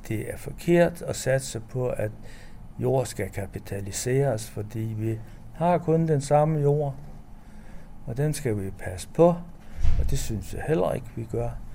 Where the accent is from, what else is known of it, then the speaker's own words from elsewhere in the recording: North Jutland, North Denmark Region, Denmark; området, hvor jeg kommer fra i Nordjylland